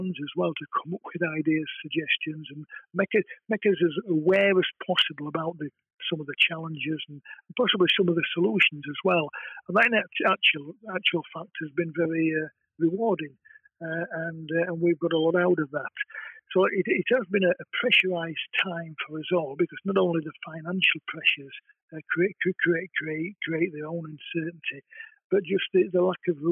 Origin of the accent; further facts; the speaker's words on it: Castleford, Yorkshire and the Humber, United Kingdom; I was sort of born and brought up in Castleford